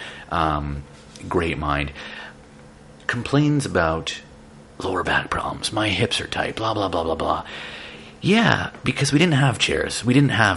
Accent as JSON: {"language": "English", "town": "Toronto", "region": "Ontario", "country": "Canada", "tie": "born or raised there", "said": "I grew up in Jane and Finch. I grew up in the ghetto."}